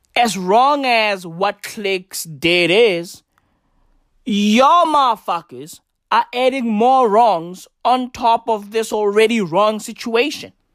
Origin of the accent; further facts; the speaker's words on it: South Africa; I'm African. I'm recording this in South Africa. I am South African.